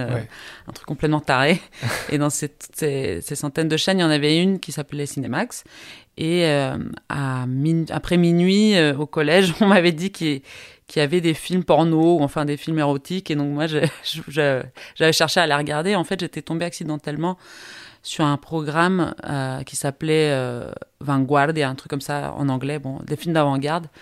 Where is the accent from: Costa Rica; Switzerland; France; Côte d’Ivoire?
Costa Rica; moved away as an adult; also born or lived in Belgium; j'ai grandi au Costa Rica, je suis partie euh, en Europe faire des études parce que mon père est français